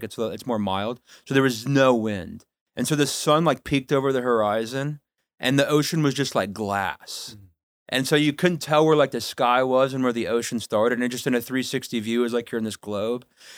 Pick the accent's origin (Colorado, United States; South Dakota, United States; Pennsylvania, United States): South Dakota, United States; Kadoka; So I am from Kadoka, South Dakota, the 605.